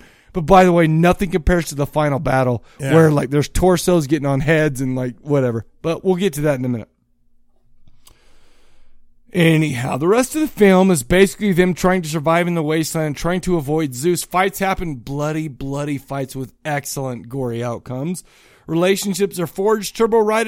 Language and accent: English; United States; I'm an American